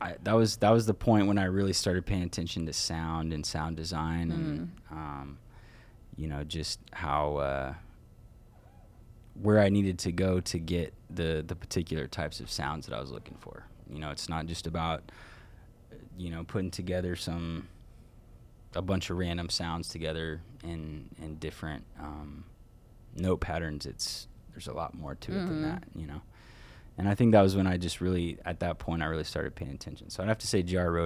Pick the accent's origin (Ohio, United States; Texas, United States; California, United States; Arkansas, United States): Texas, United States; moved away as an adult; now in Colorado, United States; I grew up in Texas, so you know, I was in Texas from 0-19